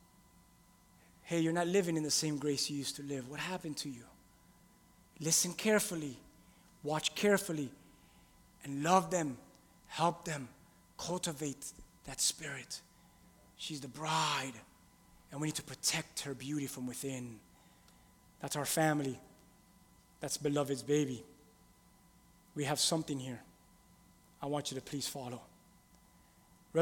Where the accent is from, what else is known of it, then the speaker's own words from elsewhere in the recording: Key West, Florida, United States; also born or lived in Miami / Hialeah; really, I'm from Key West, a whole other country